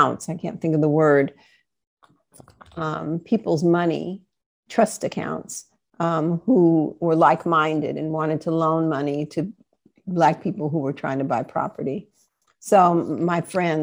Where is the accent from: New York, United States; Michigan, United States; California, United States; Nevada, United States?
California, United States; Oakland; I was born in Oakland. Kaiser Hospital, the hospital that I just retired from a couple of years ago. So it seems I didn't go very far